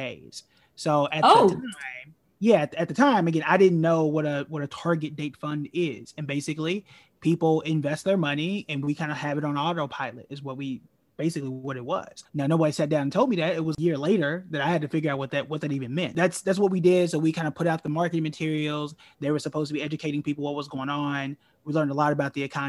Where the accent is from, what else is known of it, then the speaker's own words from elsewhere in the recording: Tulsa, Oklahoma, United States; born and raised in Tulsa, Oklahoma, which is known as Black Wall Street